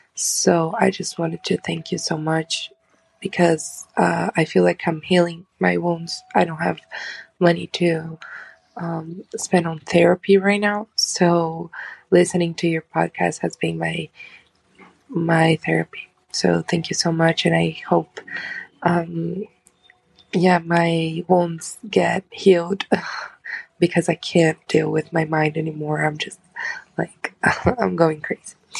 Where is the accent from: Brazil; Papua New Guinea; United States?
Brazil; I'm from Brazil.